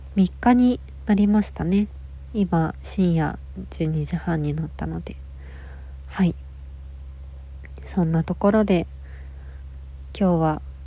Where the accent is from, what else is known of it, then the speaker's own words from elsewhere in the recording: Nagasaki, Japan; now in Tokyo, Japan; 1994年長崎県生まれのえっと女の子です